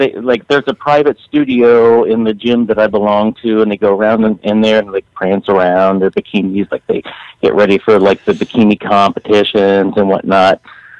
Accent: Columbus, Ohio, United States; from Columbus, Ohio.

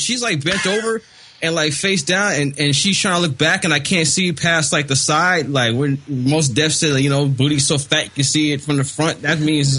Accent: Los Angeles, California, United States; moved away as an adult; now in Daly City, United States; I am from Los Angeles. Los Angeles, California. We have a lot of smog. A lot of smoke.

